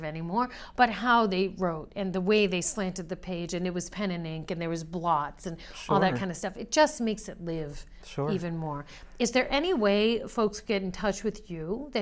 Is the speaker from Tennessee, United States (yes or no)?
no; Maine, United States; I was born in Maine.